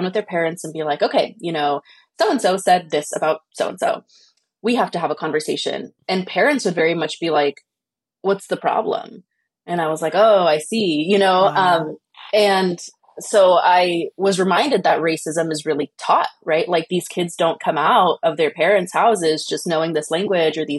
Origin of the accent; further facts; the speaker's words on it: Oakland, California, United States; growing up in Fruitvale